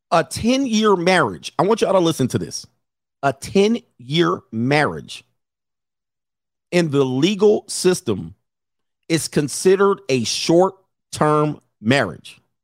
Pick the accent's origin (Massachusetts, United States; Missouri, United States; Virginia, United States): Missouri, United States; I'm from Missouri, the show me state.